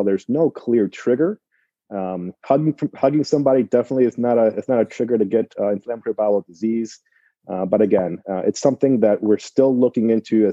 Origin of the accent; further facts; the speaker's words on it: Michigan, United States; now in Cleveland, United States; I am also from Michigan originally